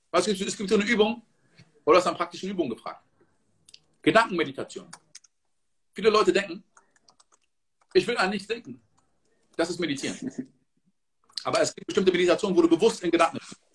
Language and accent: German; Côte d’Ivoire; Ich komme aus der Elfenbeinküste. In der Elfenbeinküste wird produziert 30% von Kakao.